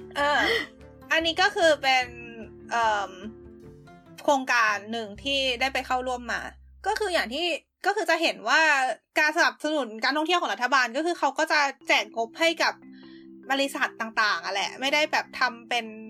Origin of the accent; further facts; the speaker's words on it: Thailand; first language Thai; moved away as an adult; now in Sendai, Japan; ก็คืออังกฤษกับภาษาบ้านเกิดก็คือของเราก็เป็นไทย